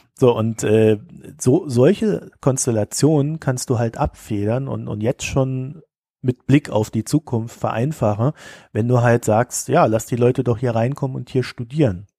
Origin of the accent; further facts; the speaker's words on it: North Rhine-Westphalia, Germany; bei uns in NRW